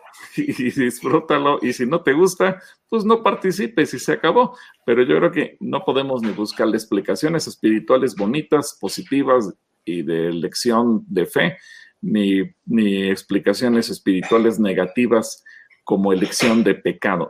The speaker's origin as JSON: {"language": "Spanish", "country": "Mexico", "said": "los mexicanos eh, nos ponemos la medalla de que somos uno de los pueblos más alegres del mundo"}